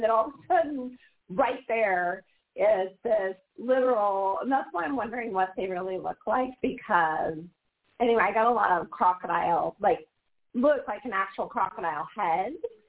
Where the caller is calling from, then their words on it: Portland, Oregon, United States; You know, this is … from Portland, Oregon.